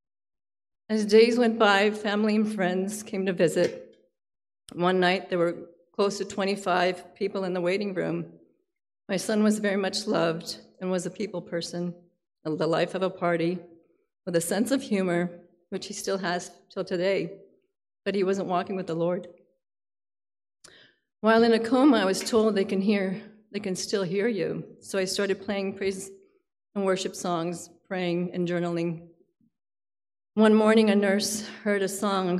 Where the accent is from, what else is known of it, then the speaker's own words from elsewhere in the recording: Palm Beach, Florida, United States; I'm actually from Palm Beach, Florida